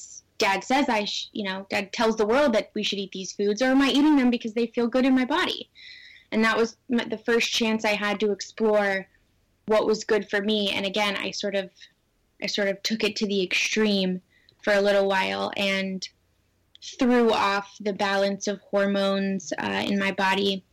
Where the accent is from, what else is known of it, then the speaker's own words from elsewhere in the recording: Southern California, United States; growing up in Southern California as a young girl